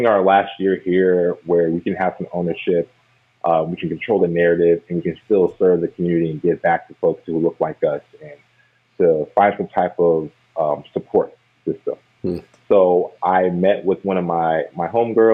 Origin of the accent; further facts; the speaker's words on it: Germantown, Maryland, United States; the area I grew up in was pretty diverse. It's one of the most diverse counties in the nation, Montgomery County